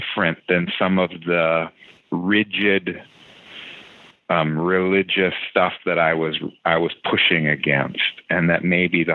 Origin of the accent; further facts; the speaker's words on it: Abbotsford, British Columbia, Canada; I grew up in Abbotsford